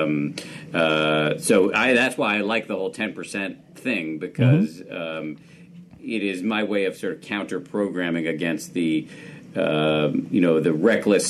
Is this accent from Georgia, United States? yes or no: no; Massachusetts, United States; born or raised there